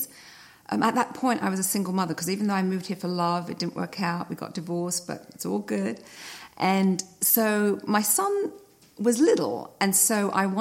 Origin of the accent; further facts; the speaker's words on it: London, United Kingdom; moved away as an adult; also born or lived in Greece (ancestry); now in United States; I was born in London. My parents are Greek, so I'm 100% Greek, even though I was born in London. I moved to America in the mid-80s for love